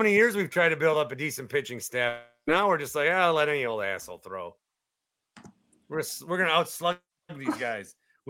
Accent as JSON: {"language": "English", "town": "Fond du Lac", "region": "Wisconsin", "country": "United States", "said": "Although technically, I'm from the 414. Fond du Lac was 414 when I was born."}